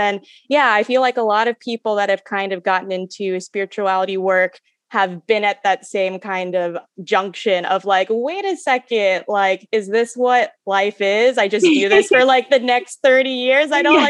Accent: Kentucky, United States; I'm from Kentucky.

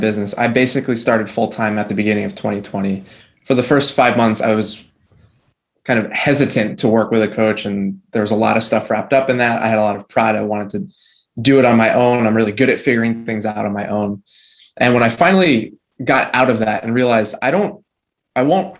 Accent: New Jersey, United States; I'm from New Jersey.

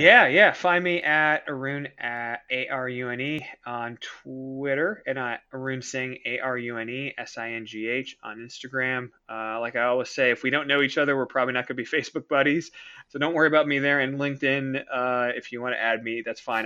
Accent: Canada; I'm Canadian

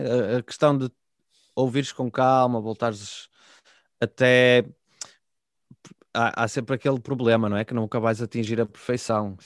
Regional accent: Guimarães, Norte, Portugal

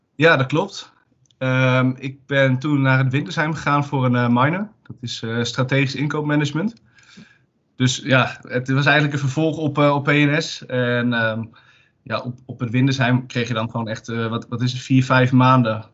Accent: Zwolle, Overijssel, Netherlands; ik kom uit Zwolle

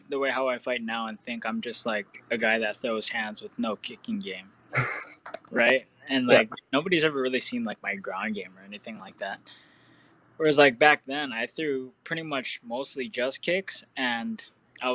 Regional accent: Hawaii, United States; moved away; growing up in Hawaii

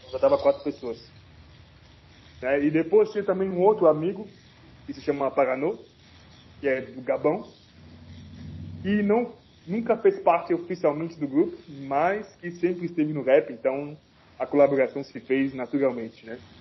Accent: Cameroon; now in Brasília, Brazil; eu sou de Camarões

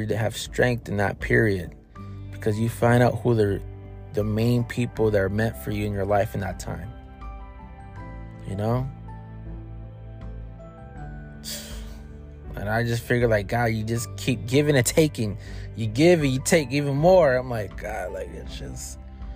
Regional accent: Racine, Wisconsin, United States; moved away; growing up in Racine, in Wisconsin

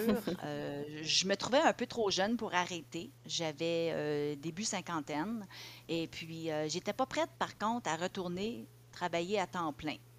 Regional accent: Ottawa, Ontario, Canada; moved away as an adult; also born or lived in Montreal; j'ai grandi à Ottawa

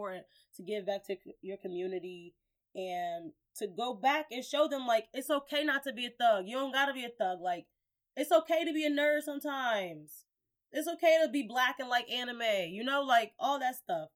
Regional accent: Gary, Indiana, United States; moved away; I was born and raised in Gary, Indiana

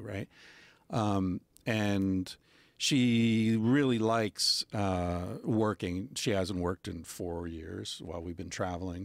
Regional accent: United States; moved away as an adult; now in Barcelona, Spain; I was raised in America

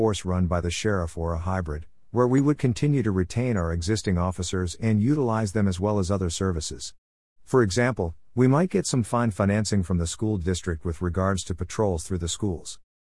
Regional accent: Salmon Creek, Washington, United States; I've lived in Clark County my whole life. I grew up in the Salmon Creek area.

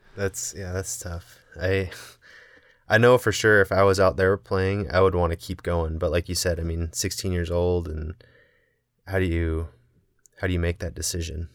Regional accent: Indiana, United States; moved away as an adult; now in Salt Lake City, United States; I grew up in Indiana

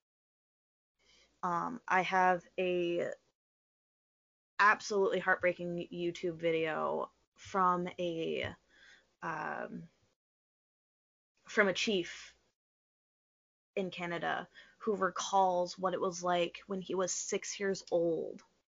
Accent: United States

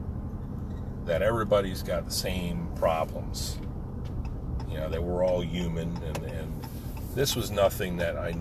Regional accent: United States; I come from America

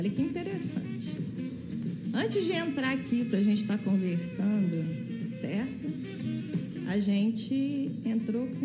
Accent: Visconde do Rio Branco, Minas Gerais, Brazil; moved away; quando eu conheci o método, que eu né, saí de Visconde do Rio Branco, fui estudar fora

